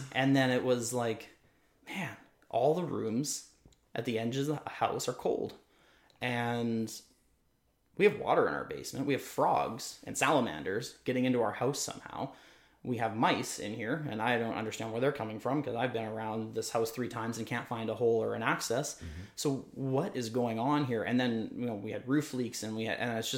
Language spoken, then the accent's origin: English; Boissevain, Manitoba, Canada; work remotely for them in Boisvane, which is my hometown